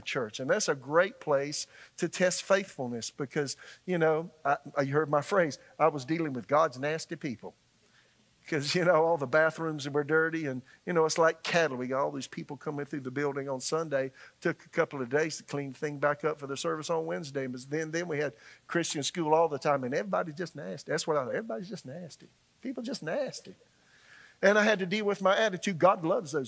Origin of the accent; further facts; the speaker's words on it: Florence, South Carolina, United States; moved away as an adult; also born or lived in Tulsa, Oklahoma; now in Raleigh, United States; in my hometown in Florence, South Carolina